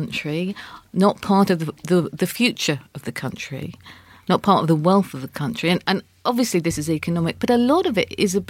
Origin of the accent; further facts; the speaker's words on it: Suffolk, East of England, United Kingdom; now in London, United Kingdom; I come from Suffolk